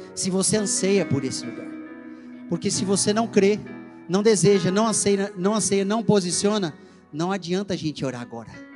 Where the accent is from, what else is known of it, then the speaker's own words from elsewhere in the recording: Brazil; como um bom brasileiro assiste, que assiste novela da Globo